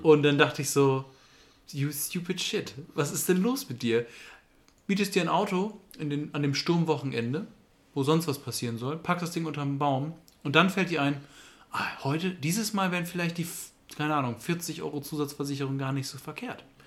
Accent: Germany; wir als Deutsche

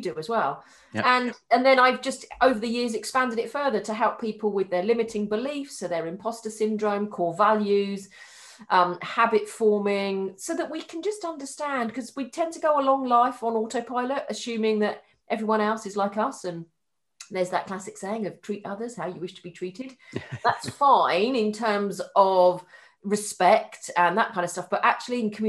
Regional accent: Haywards Heath, South East England, United Kingdom; I'm from Hayward Heath.

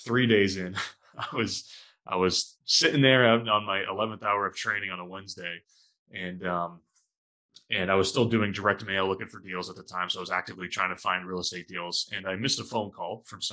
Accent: New Hampshire, United States; moved away as an adult; now in Boston, United States; born and raised in New Hampshire, small town in southern New Hampshire

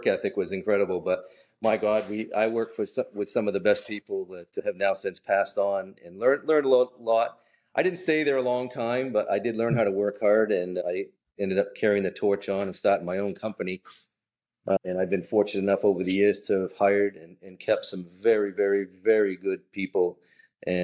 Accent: Saco, Maine, United States; also born or lived in Biddeford, Maine; I was born in Biddeford, raised in Saco, Maine

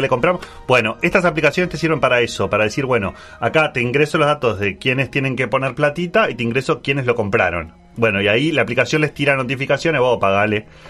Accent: Montevideo, Uruguay; como montevideano

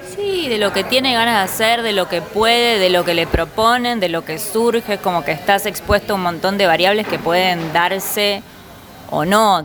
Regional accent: Buenos Aires, Argentina; Nací en Palermo cuando era Palermo sensible.

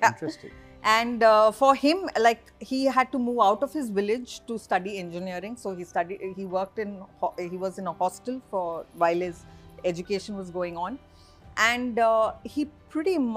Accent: Saudi Arabia; also born or lived in Bangalore, India; while I was born in Bangalore, uh, to very middle class family, uh, my dad used to work in the Middle East. Uh, so uh, as soon as I was born, we were shipped off to Saudi

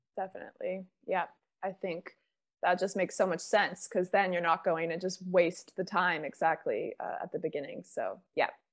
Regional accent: Bermuda; now in Spain; I'm from Bermuda.

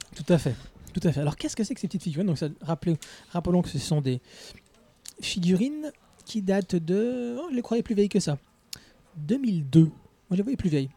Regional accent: France; On est de France.

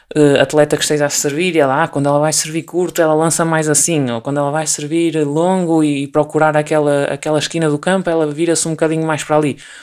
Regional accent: Portugal; sendo portuguesa

